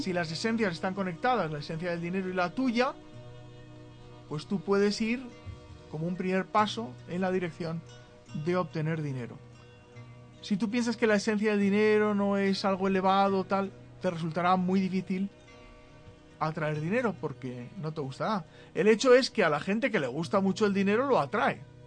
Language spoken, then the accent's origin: Spanish; Spain; En España, muchos nos sentimos españoles, pues la verdad es que en el territorio llamado España somos españoles.